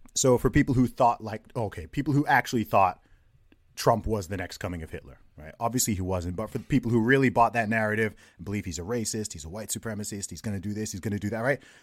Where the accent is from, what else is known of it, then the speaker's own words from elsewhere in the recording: Saudi Arabia; moved away; I grew up in Saudi Arabia myself